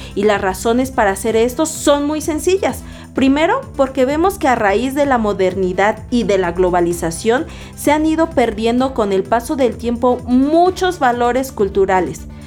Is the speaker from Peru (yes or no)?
no; Mexico; los valores que nos dan identidad como mexicanos